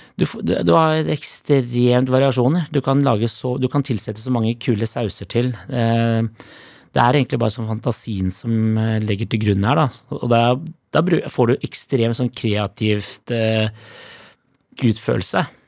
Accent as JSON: {"language": "Norwegian", "region": "Oslo", "country": "Norway", "said": "jeg er fra Holmlia"}